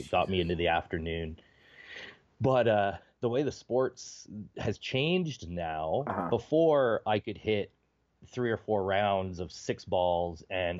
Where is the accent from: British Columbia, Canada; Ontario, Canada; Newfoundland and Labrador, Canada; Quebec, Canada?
Ontario, Canada; I mean, I'm not originally from Southern Ontario. I'm from like northwestern, 6 hours north of Minneapolis.